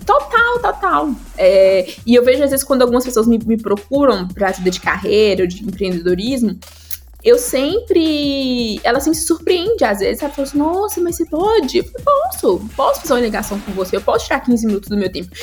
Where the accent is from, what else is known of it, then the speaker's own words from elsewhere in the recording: Guanhães, Minas Gerais, Brazil; now in Belo Horizonte, Brazil; eu sou do interior de Minas